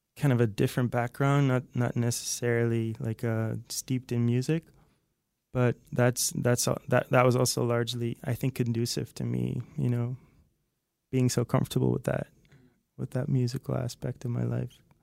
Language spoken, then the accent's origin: English; outside Haarlem, North Holland, Netherlands; moved away as an adult; now in Los Angeles, United States; I'm originally from the Netherlands, uh, from this place outside Haarlem, which is close to Amsterdam